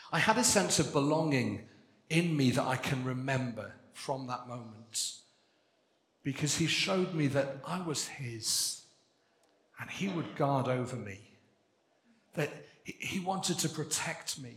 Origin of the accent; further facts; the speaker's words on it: Wales, United Kingdom; I'm Welsh. I'm pleased to be Welsh. Proud to be Welsh